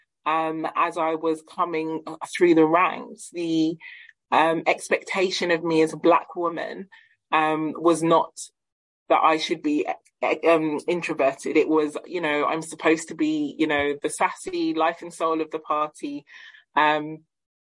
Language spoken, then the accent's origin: English; South West Nigeria, Nigeria; I am a Yoruba woman. So my family and I, we hail from Nigeria, the west, south and southern western regions in Nigeria.